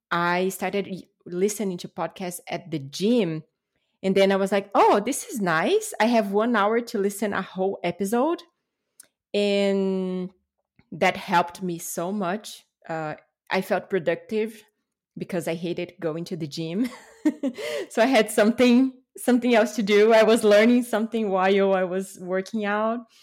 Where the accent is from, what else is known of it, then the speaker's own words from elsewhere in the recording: Brasília, Federal District, Brazil; English is a second language; moved away; I was born and raised in Brasília, which is the capital of Brazil